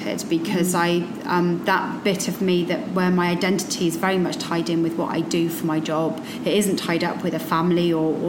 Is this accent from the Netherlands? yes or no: no; Somerset, South West England, United Kingdom; moved away as an adult; now in London, United Kingdom; I'm from Somerset originally